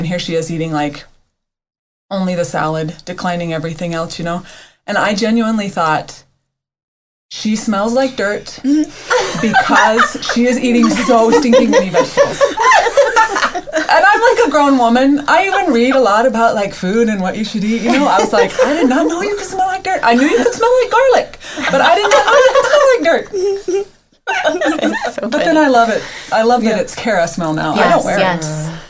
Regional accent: the South, United States; moved away; But I'm from the South where everything smells pretty organic and mostly like dirt.

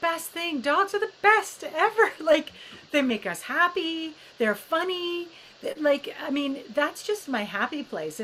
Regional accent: Edmonton, Alberta, Canada; moved away; also born or lived in Toronto / United Kingdom; I grew up in Edmonton, Alberta

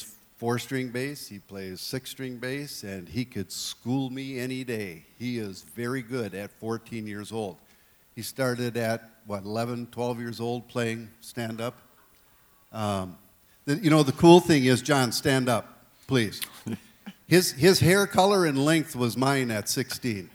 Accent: Willmar, Minnesota, United States; growing up in the Covenant Church in Wilmer

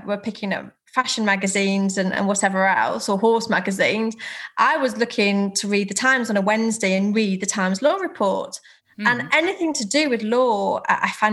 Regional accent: Herefordshire, West Midlands, United Kingdom; moved away as an adult; now in Cheshire, United Kingdom; I was born in Herefordshire, and at 18, as many people did, I went off to university, and so I set off from a little village in Herefordshire into Cheshire

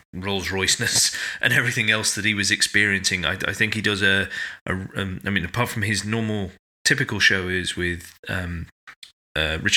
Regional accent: United Kingdom; we're British

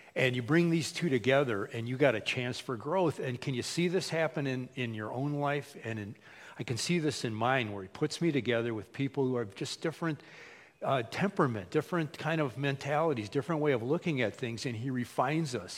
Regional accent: United States; We, as American Christians, many times, like me, I grew up in a Christian household.

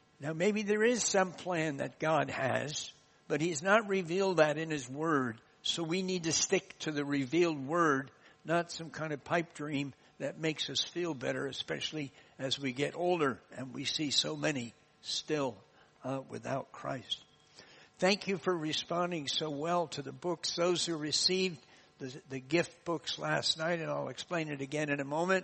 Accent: United States; accent: American; moved away; my American accent

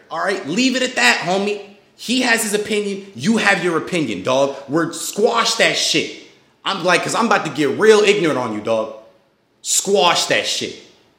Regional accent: United States; I was born here. I was created here. My fucking ancestors were here. I am American.

